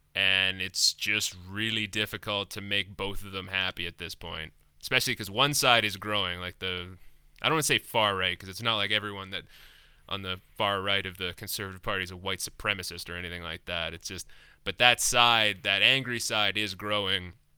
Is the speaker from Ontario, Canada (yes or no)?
no; Lethbridge, Alberta, Canada; moved away; I'm from Lethbridge